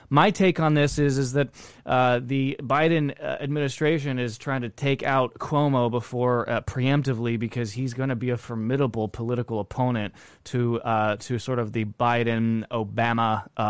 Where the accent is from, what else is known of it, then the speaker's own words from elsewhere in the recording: Texas, United States; I am a Texan